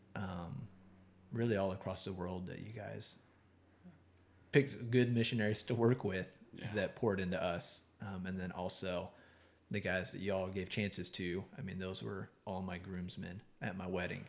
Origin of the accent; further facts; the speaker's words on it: East Texas, United States; I can say that I grew up in East Texas